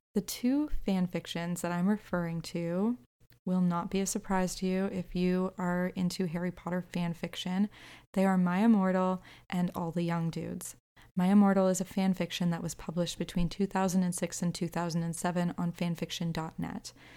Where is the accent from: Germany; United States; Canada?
Canada; I'm also Canadian